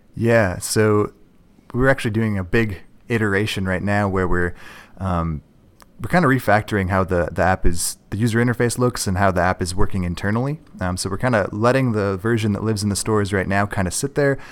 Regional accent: north shore of Lake Superior, Minnesota, United States; also born or lived in Duluth, Minnesota; I am from Minnesota. I grew up on the north shore of Lake Superior

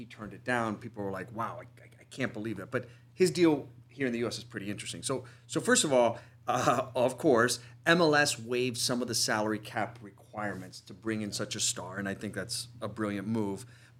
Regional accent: United States; as an American sports fan

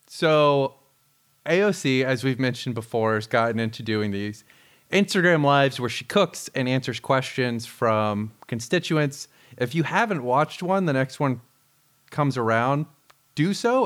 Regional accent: Florida, United States; growing up in Florida

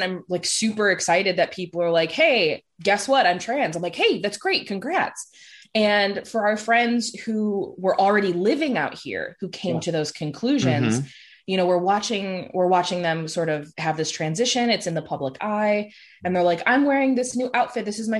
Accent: Chicago, Illinois, United States; now in Ohio, United States; growing up in Chicago, like the Chicagoland area, it was obviously a lot more progressive.

